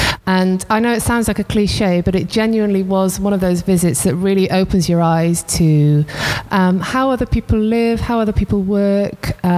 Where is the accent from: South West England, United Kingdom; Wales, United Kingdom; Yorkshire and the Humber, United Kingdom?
Wales, United Kingdom; Swansea; moved away as an adult; also born or lived in South East England; now in Freetown, Sierra Leone; So I was born and brought up in Swansea, a small seaside town in South Wales.